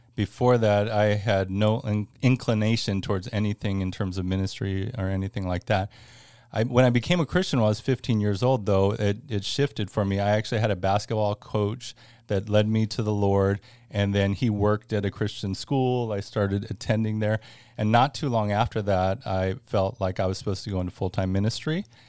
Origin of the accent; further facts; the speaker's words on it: Northern California, United States; moved away as an adult; now in Florida, United States; born and raised in California, uh, actually Northern California